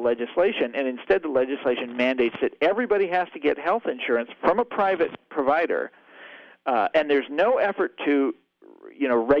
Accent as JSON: {"language": "English", "town": "Kansas City", "country": "United States", "tie": "born or raised there", "also_born_or_lived": "Wichita, Kansas", "said": "Kansas City, my hometown"}